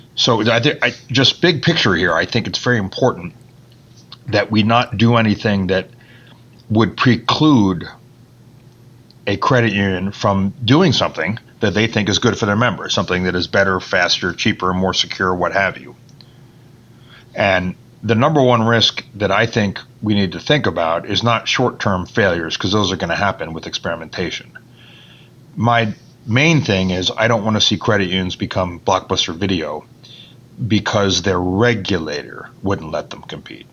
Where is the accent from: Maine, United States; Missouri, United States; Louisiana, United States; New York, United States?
Maine, United States; Bar Harbor; moved away as an adult; also born or lived in Boston, Massachusetts; that's where I'm from, Bar Harbor, Maine, because my father was an employee of the National Park Service